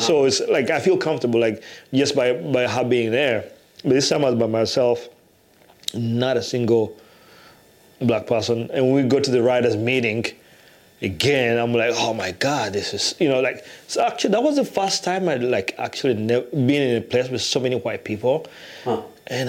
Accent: Iowa City, Iowa, United States; when you come from Iowa City where there's a lot of diversity

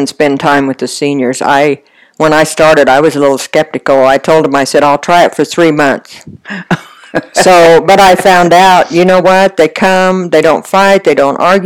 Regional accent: Haswell, Colorado, United States; moved away as an adult; now in Eads, United States; I grew up in Haswell.

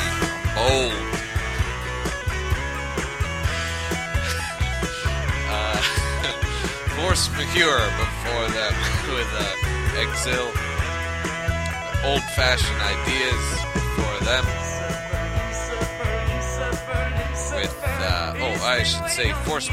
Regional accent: New York, United States; accent: New York; my New York accent

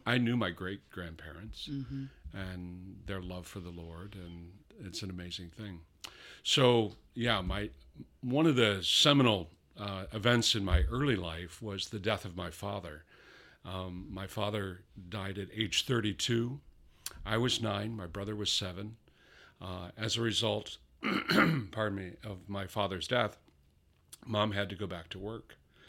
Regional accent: New York, United States; born there; Born in Western New York, south of Buffalo. Upstate New York.

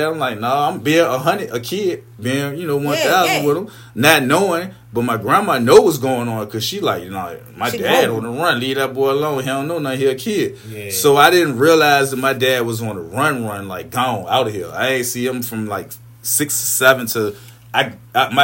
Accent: Richmond, Virginia, United States; I'm really a Highland Park baby, but I grew up in the East End

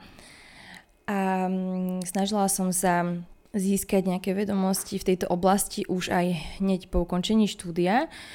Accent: Košice, Košice Region, Slovakia; ja som aj z Košic, narodila som sa v tejto nemocnici

